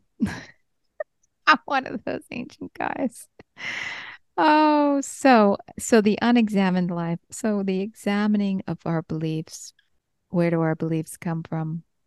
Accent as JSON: {"language": "English", "region": "New York", "country": "United States", "said": "I'm a New Yorker"}